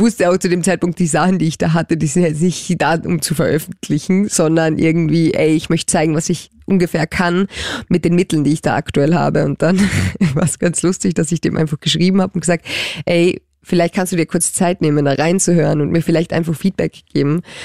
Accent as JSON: {"language": "German", "region": "Carinthia", "country": "Austria", "moved": "yes", "lives_now": "Germany", "said": "meine Familie ist mir super wichtig und die kommen komme ja aus Kärnten und ähm, ich bin ja Kärntnerin"}